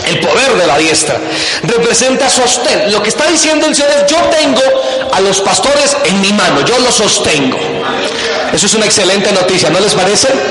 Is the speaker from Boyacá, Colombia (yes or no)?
yes; Boyacá, Colombia; por lados de mi tierra, de Boyacá